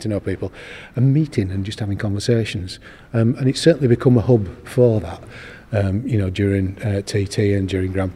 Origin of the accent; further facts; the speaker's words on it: Yorkshire and the Humber, United Kingdom; when I was a kid, growing up in West Yorkshire